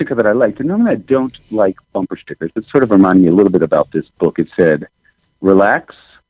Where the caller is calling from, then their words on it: Bozeman, Montana, United States; I'm at my home in Bozeman, Montana. So that's actually unseasonably warm here